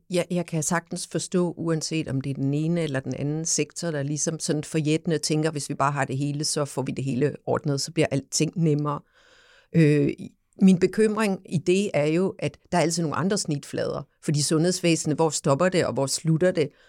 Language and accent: Danish; Samsø, Central Denmark Region, Denmark; nu er jeg jo fra Samsø